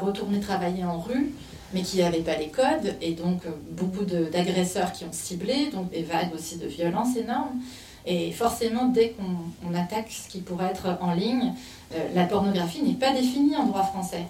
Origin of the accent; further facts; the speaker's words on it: Canada; moved away as an adult; also born or lived in Montreal; now in France; j'étais au Canada, donc je suis canadienne, je travaillais là-bas à l'époque